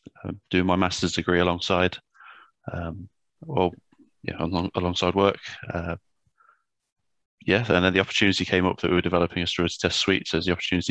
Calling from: Shinfield, South East England, United Kingdom; So just outside Reading, just in Shinfield, working from home today.

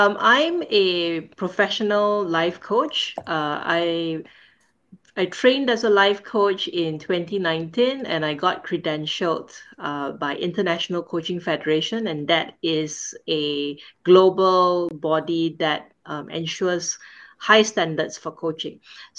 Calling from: Singapore; I'm calling in from Singapore, and right now is 9:30 p.m.

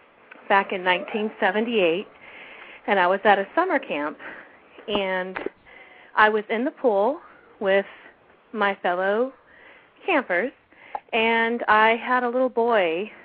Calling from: California, United States; I'm calling from California.

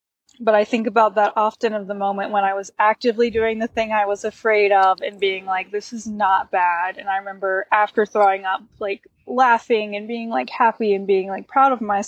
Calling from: Bozeman, Montana, United States; I'm in Bozeman, Montana.

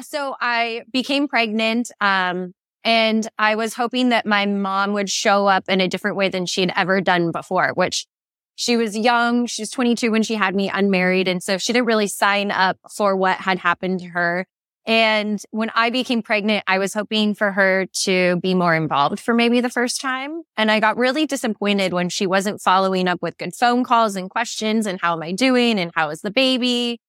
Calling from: Phoenix, Arizona, United States; I'm in Phoenix and it's about 115.

